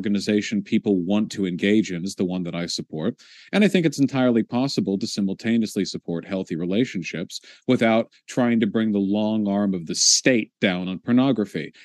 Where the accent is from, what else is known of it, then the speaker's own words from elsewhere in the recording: United States; being an American